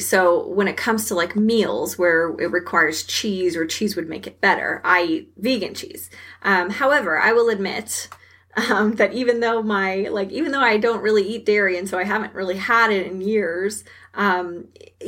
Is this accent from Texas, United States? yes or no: yes; Texas, United States; I'm from Texas and we eat a lot of red meat down here